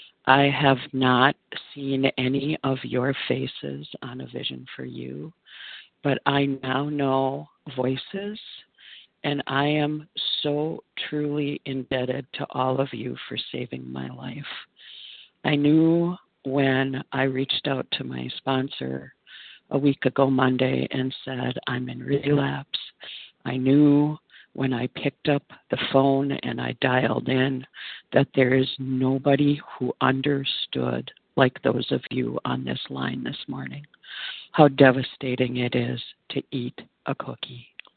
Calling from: Minnesota, United States

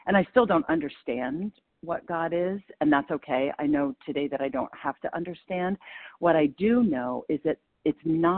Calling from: Maine, United States; compulsive overeater, calling from Maine.

